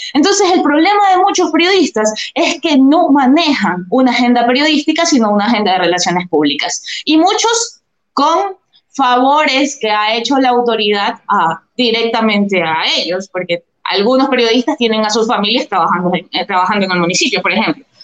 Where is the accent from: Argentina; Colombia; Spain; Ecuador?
Ecuador; Durán, Guayas; now in Guayaquil, Ecuador; soy guayaquileña, nací en la maternidad Santa Marianita y he estudiado la universidad y el colegio acá en Guayaquil. Actualmente vivo en Guayaquil, sí, crecí en Durán